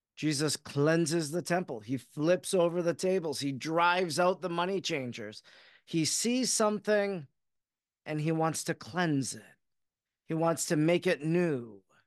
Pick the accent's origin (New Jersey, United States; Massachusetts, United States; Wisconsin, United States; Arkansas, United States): Wisconsin, United States; Oconto; I grew up in Oconto, Wisconsin